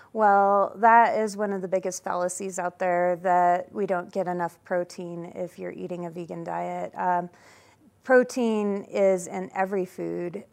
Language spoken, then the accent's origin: English; Denver, Colorado, United States; now in Edwards, United States; I'm a fourth generation Coloradan, and I grew up in Denver